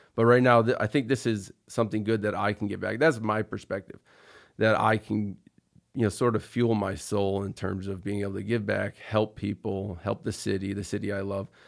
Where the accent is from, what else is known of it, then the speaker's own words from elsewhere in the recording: Troy, New York, United States; I grew up in Troy. I went to Troy High